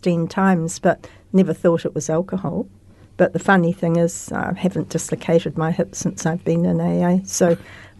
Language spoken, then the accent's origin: English; Christchurch, Canterbury, New Zealand; Christchurch all my life, except for working.